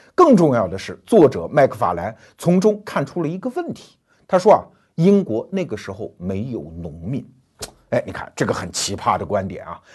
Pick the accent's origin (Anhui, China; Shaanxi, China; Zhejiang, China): Anhui, China; 我们安徽人胡适